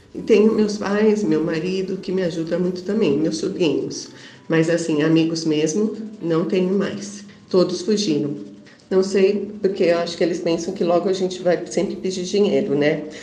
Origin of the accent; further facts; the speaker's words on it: São Paulo, Brazil; sou aqui de São Paulo, da capital